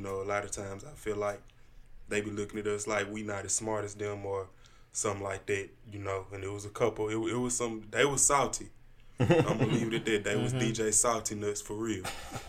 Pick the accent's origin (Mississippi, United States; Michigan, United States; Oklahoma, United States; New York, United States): Mississippi, United States; Jackson; I'm from Jackson, Mississippi.